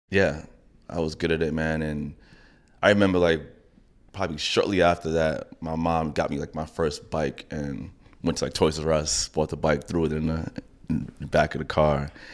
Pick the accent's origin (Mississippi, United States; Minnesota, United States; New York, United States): New York, United States; New York City; I grew up in Laurelton